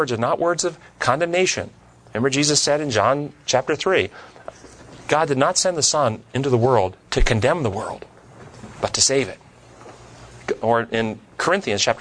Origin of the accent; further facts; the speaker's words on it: United States; when I was raised here in America